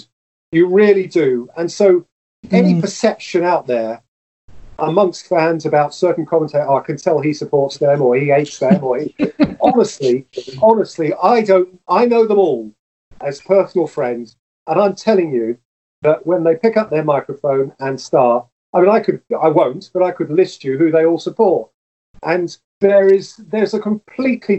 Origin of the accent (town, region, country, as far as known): England, United Kingdom